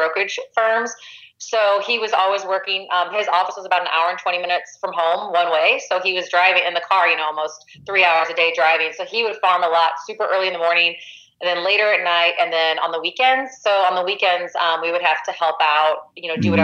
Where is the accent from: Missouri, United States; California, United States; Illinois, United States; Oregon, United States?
Missouri, United States; I grew up in a small town about an hour west of St. Louis, and I grew up on a farm.